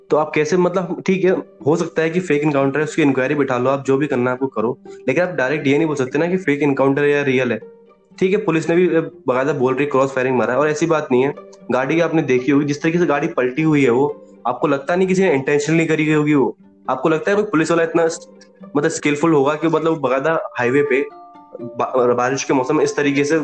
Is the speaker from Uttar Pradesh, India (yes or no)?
yes; Uttar Pradesh, India; मैं खुद यूपी से हूँ मैं आपको ऑन ग्राउंड रेटिव बताता हूँ